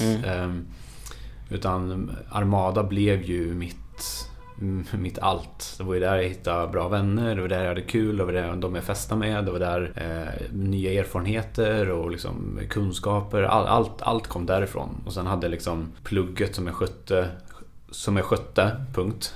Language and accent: Swedish; Skövde, Västra Götaland, Sweden; jag är född och uppvuxen i Skövde